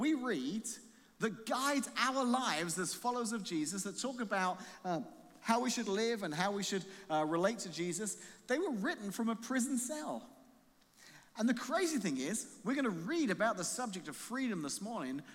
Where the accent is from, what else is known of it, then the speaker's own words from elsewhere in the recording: England, United Kingdom; now in United States; being an Englishman